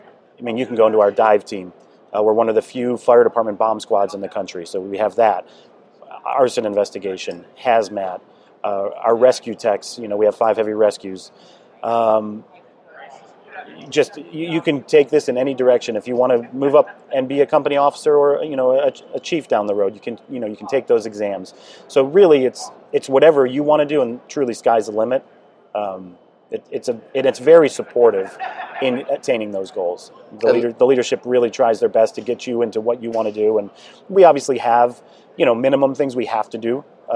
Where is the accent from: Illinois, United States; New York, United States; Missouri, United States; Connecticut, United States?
New York, United States; Buffalo; now in Columbus, United States; Like I said, I came from Buffalo, New York and took the test.